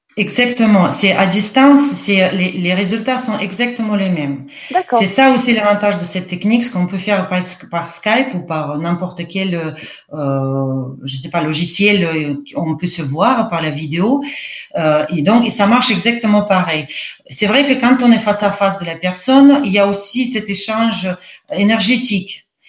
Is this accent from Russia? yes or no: yes; Russia; accent: Russian; French is a second language; moved away as an adult; now in France; je ne suis pas française. Je suis née en Russie, je suis russe. Euh, j'ai passé euh, la plupart de ma vie en Russie, donc d'où mon accent aujourd'hui en français